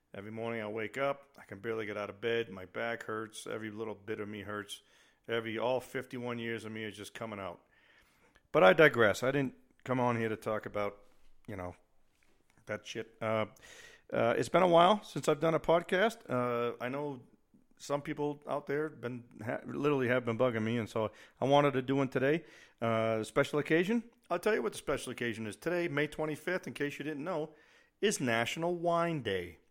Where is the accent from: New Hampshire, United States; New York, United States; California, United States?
New Hampshire, United States; just outside of Boston / north of Nashua; moved away as an adult; also born or lived in South Carolina / Italy / Korea / Germany; now in Colorado Springs, United States; I was born and raised just outside of Boston, about, I don't know, forty-five minutes north of Nashua, New Hampshire, uh, New Englander